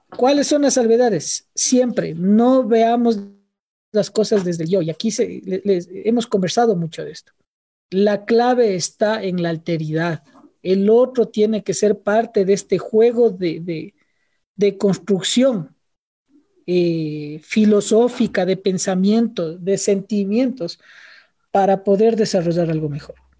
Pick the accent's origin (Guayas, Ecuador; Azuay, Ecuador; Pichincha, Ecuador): Pichincha, Ecuador; Quito; siendo un andino quiteño